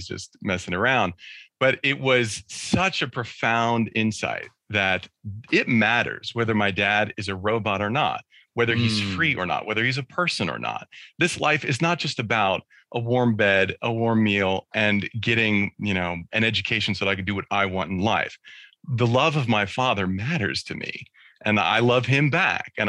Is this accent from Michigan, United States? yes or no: no; California, United States; we were living in California